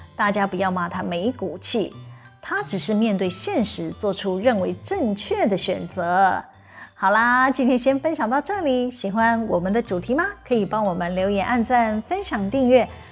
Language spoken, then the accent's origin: Chinese; Taiwan; 我们台湾人还真有创意呢